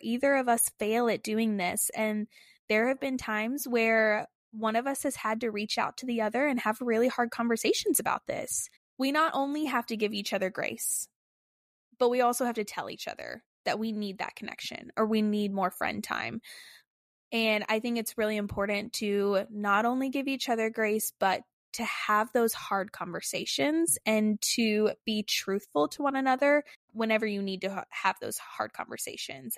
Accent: Texas, United States; moved away as an adult; when we got married, we moved away from Texas

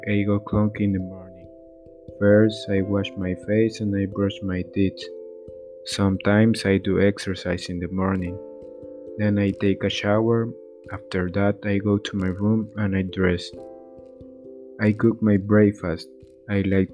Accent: Coatzacoalcos, Veracruz, Mexico; English is a second language; also born or lived in Boca del Río, Veracruz; I was born in Coatzacoalcos, Veracruz, but I study naval engineering in Boca del Río, Veracruz

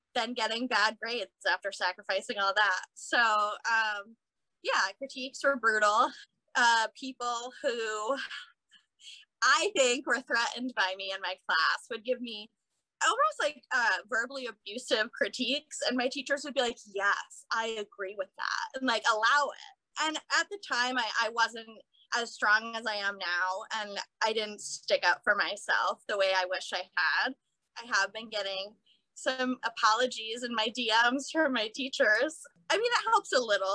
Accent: Cape Cod, Massachusetts, United States; moved away as an adult; also born or lived in Boston; now in Brooklyn, United States; Originally, I'm from Cape Cod, Massachusetts, so I grew up on the beach, and I've been in Brooklyn for about 6 years now

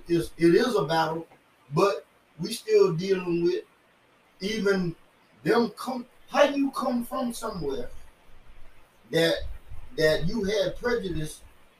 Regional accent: India; So I'm from India, and I come in here.

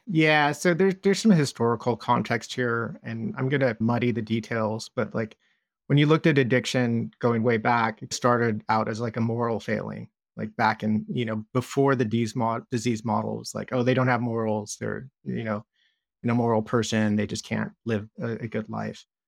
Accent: Southern California, United States; I grew up in Southern California

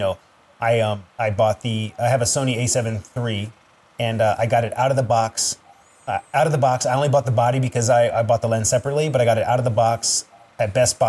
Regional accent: Northern Virginia, United States; moved away; also born or lived in Sterling, Virginia / West Springfield, Virginia / Alexandria, Virginia / Washington, District of Columbia, United States; I grew up in Nova, man. So I grew up in, you'll probably know it, but I jumped around all Northern Virginia.

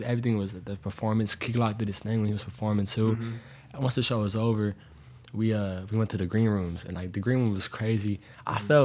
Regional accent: Tampa, Florida, United States; moved away; I'm from Florida originally, and then I moved up here

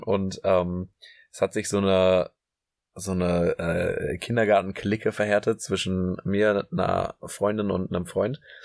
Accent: Münster, North Rhine-Westphalia, Germany; now in Hamburg, Germany; Ich komme aus Münster

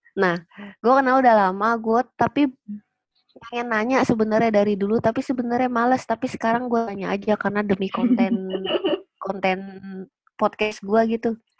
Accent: Jakarta, Indonesia; gua gedenya di Jakarta Pusat

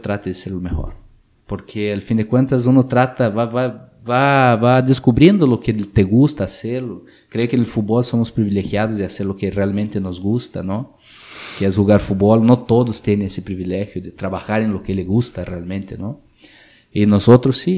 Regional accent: Brazil; Spanish is a second language; moved away as an adult; Yo salí de Brasil hace, hace como 15 años de mi ciudad

